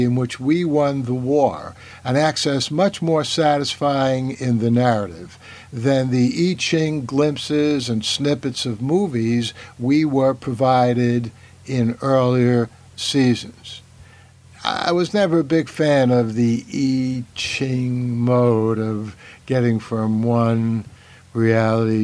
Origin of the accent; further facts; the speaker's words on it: New York City, New York, United States; New York City and its environments, my hometown where I still teach